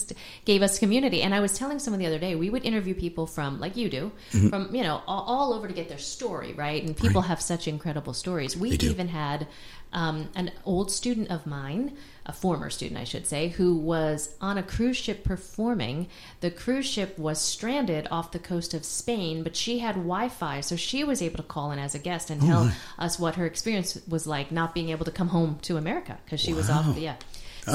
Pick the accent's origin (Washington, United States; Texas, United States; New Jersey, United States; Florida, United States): New Jersey, United States; Maplewood; moved away as an adult; also born or lived in New York / Los Angeles; now in Nashville, United States; grew up in New Jersey and did a lot of music in New York and then was in L.A. for a long time